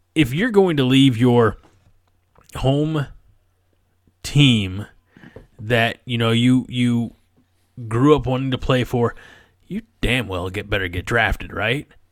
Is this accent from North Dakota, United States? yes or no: no; near Highland, Illinois, United States; his hometown is near my hometown